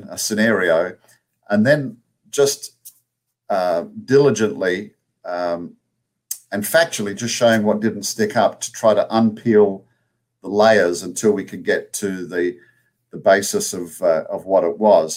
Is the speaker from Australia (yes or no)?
yes; Australia; accent: Australian; now in United States; my Australian accent